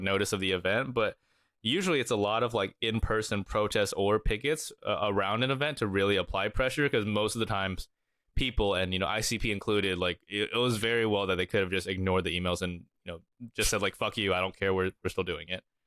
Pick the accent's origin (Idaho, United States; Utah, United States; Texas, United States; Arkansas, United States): Arkansas, United States; I grew up in Arkansas